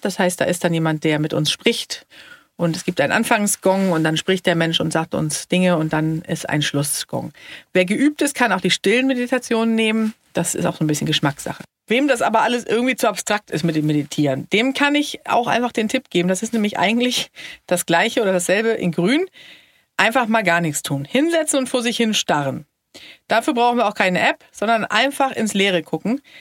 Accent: Sweden; ich bin ja Schwedin

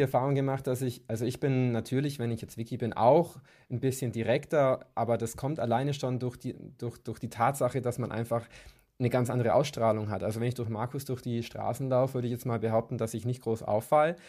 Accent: Kempten, Bavaria, Germany; moved away as an adult; now in Munich, Germany; also ich komme ursprünglich aus Kempten im Allgäu

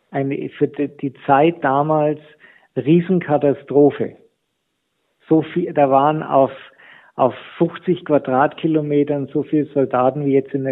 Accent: Nuremberg, Bavaria, Germany; ich komme aus Nürnberg, äh, die Stadt war zu 90 Prozent die Altstadt in Schutt und Asche.

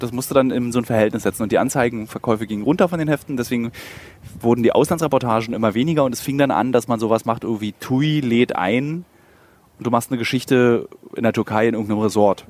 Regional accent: Berlin, Germany; als Berliner

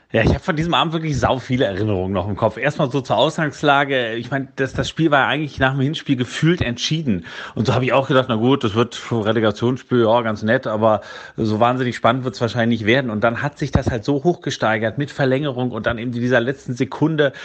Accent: Hamburg, Germany; ich habe durchaus Sympathien durch meine Hamburger Herkunft für den HSV

